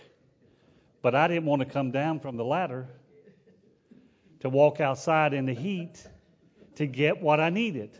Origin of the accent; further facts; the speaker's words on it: United States; We're an American